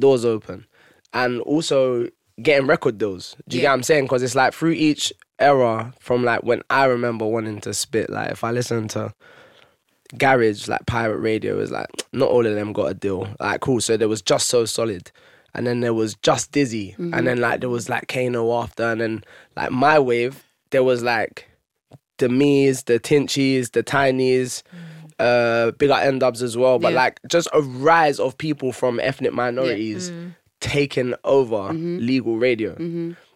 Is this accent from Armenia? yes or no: no; London, United Kingdom; I'm black, I'm from Haringey